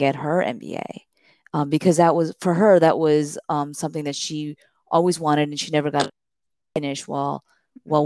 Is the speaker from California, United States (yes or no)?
no; Miami, Florida, United States; I grew up in Miami, Florida